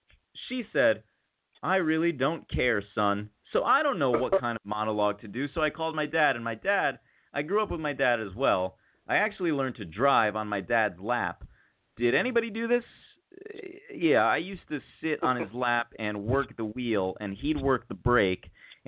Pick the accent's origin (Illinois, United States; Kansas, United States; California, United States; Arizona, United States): Arizona, United States; also born or lived in Chicago; I was born in Chicago, raised in Arizona. I moved to Arizona when I was 3 years old because my brother had asthma.